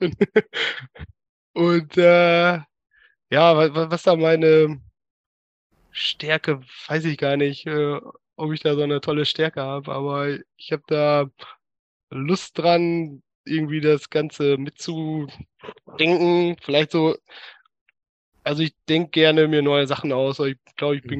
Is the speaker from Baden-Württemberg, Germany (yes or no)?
no; Münsterland, North Rhine-Westphalia, Germany; first language German; moved away as an adult; also born or lived in Berlin / Bochum / Eindhoven; now in Helmond, Netherlands; ich komme ursprünglich aus dem Münsterland, äh, Dorfkind aus einem hm. 3000 Seelendorf.